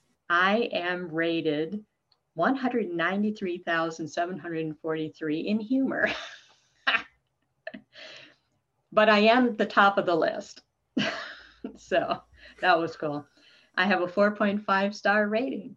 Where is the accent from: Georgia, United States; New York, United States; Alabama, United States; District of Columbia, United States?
New York, United States; I grew up in New York State with six brothers